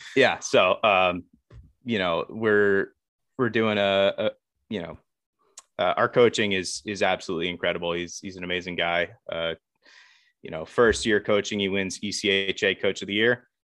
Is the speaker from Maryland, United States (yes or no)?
yes; Baltimore, Maryland, United States; I'm from the Baltimore area. Um, grew up around here.